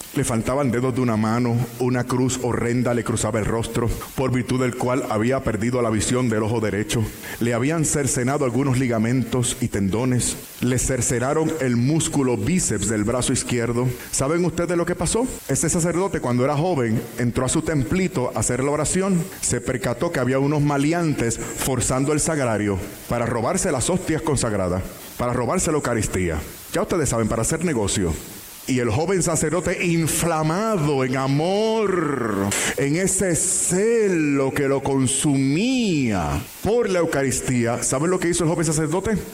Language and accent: Spanish; Puerto Rico; en mi país Puerto Rico